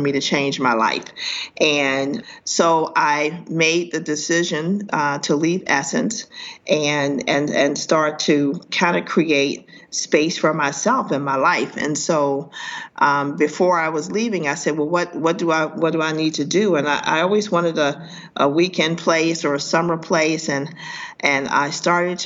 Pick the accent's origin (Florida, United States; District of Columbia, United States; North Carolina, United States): District of Columbia, United States; Washington; moved away as an adult; now in Brooklyn, United States; I'm from Washington, D.C.